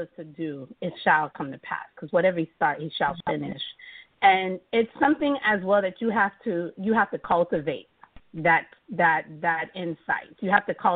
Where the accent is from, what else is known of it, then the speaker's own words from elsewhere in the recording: Florida, United States; also born or lived in Miami, Florida; I was born in Miami and grew up in Wiltomanis, Florida